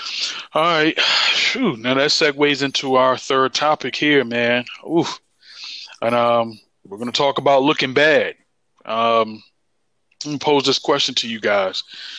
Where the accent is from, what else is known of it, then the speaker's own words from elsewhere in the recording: Washington, District of Columbia, United States; now in Durham, United States; I grew up in the Washington, D.C. area, man. Shout out to PG County, Montgomery County, Anne Arundel County.